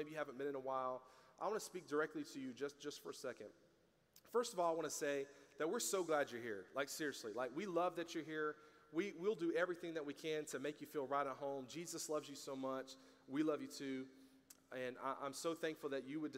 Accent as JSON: {"language": "English", "region": "the South", "country": "United States", "tie": "born or raised there", "said": "I grew up in the South."}